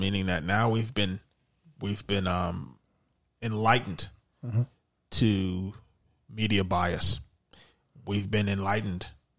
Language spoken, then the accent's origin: English; New York City, New York, United States; We're two guys from the Bronx